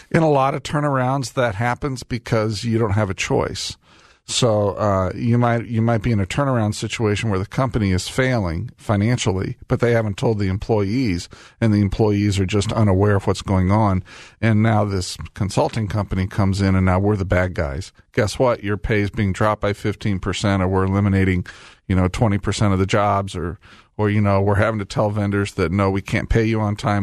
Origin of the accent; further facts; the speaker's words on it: Indianapolis, Indiana, United States; Indianapolis, my hometown